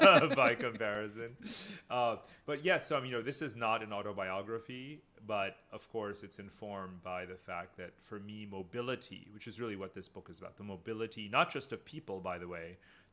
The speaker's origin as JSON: {"language": "English", "region": "Abu Dhabi", "country": "United Arab Emirates", "tie": "born or raised there", "also_born_or_lived": "India / United States", "lives_now": "Germany", "said": "So I was born in India, I grew up in Abu Dhabi, then moved to America, and then came to Germany."}